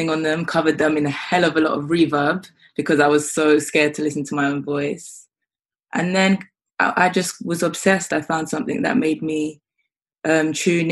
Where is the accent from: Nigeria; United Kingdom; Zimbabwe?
United Kingdom; London; Growing up in London, it was the usual garage, grime, rap, hip hop